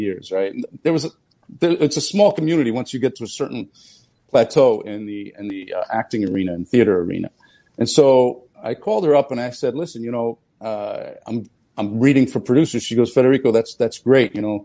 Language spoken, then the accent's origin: English; New Jersey, United States; also born or lived in Naples, Italy; I was born in Naples, Italy, and I grew up in New Jersey.